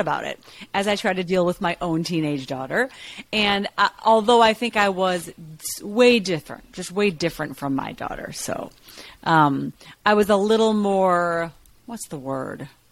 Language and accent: English; Chicago, Illinois, United States; moved away; I'm from Chicago